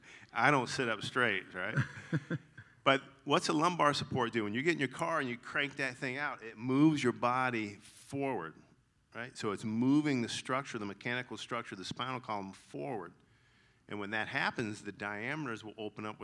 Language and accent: English; Augusta, Georgia, United States; accent: twang; I grew up in Augusta